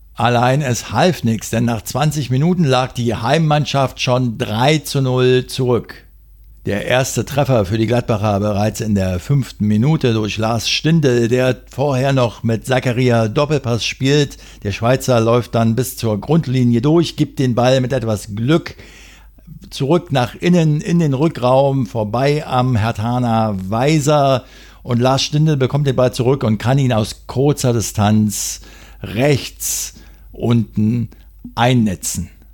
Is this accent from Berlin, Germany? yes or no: yes; Berlin, Germany; Als Berliner